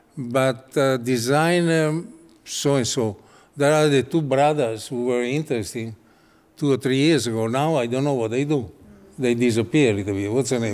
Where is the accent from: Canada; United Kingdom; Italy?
Italy; English is a second language; I come from Italy